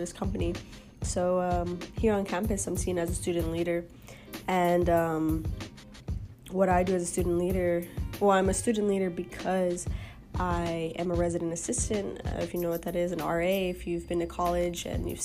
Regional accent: Houston, Texas, United States; now in Austin, United States; Born and raised in Houston, Texas, so not too far from my hometown

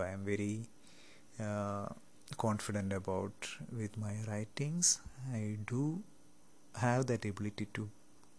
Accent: Kerala, India; first language Malayalam; English is a second language; moved away as an adult; now in West Africa; I am from Kerala, India.

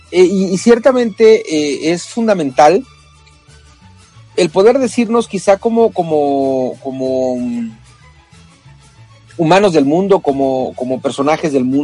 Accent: Mexico; en mi caso, ¿no? Que soy, soy nacido en México, pero estoy aprendiendo a amar otra

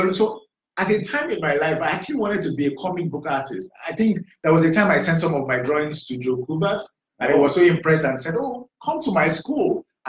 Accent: Badagry, Lagos, Nigeria; I grew up in Badagry, in primary school, secondary school. I went to a boarding school, Lagos State Model College

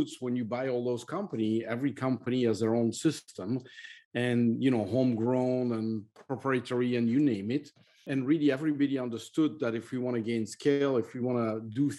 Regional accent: Belgium; English is a second language; moved away; I'm from Belgium originally.

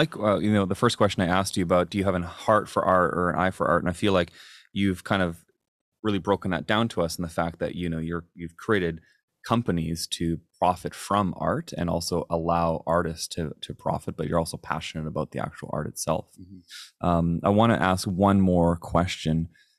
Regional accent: Chilliwack, British Columbia, Canada; No, absolutely there is. I am from Chilliwack.

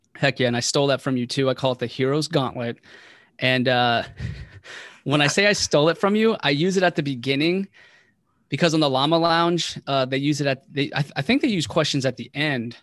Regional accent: Waldorf, Maryland, United States; moved away as an adult; also born or lived in West Virginia; I was raised primarily in Waldorf, Maryland

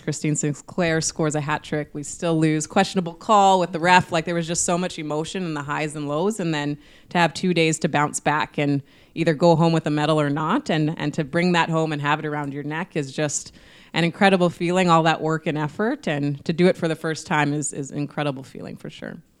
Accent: Winnipeg, Manitoba, Canada; I've had to, like, put Manitoba and Winnipeg on my back and just, I have this pride of wanting to represent it

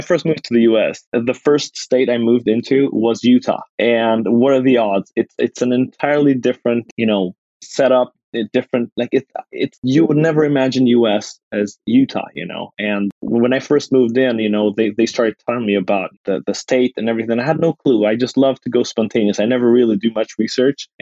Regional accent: Kosovo; now in United States; I'm originally from Kosovo

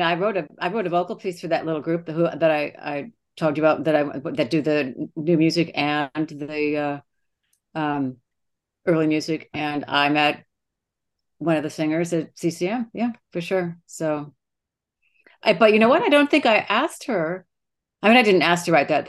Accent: Streator, Illinois, United States; moved away; I'm from Streeter, Illinois.

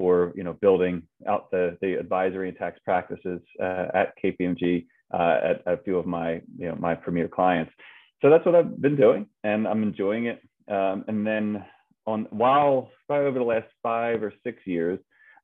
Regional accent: Philadelphia, Pennsylvania, United States; Born and raised in Philadelphia

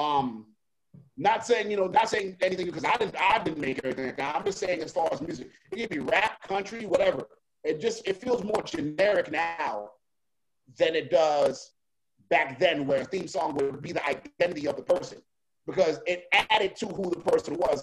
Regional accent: New York, United States; I grew up in uh, I grew up in New York, so that's where I was born at.

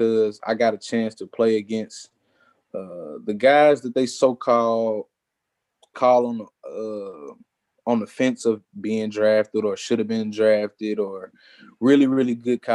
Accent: Mississippi, United States; I was from Mississippi.

